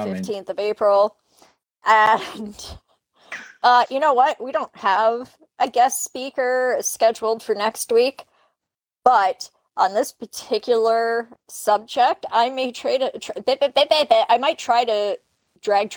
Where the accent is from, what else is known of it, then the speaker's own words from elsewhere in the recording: Canada; I'm Canadian